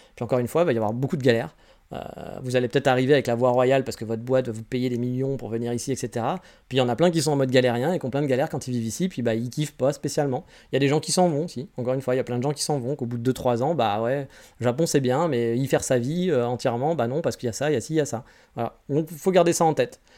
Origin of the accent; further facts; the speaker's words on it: France; moved away as an adult; now in Japan; je suis très content d'être français